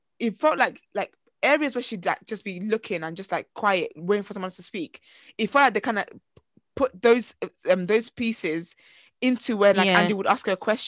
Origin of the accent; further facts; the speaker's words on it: Nigeria; as a Nigerian girl